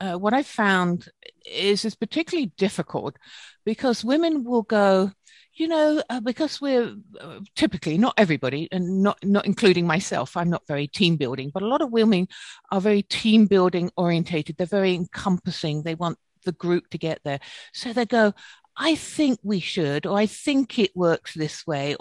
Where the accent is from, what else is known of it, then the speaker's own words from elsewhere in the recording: United Kingdom; accent: British; moved away; my British accent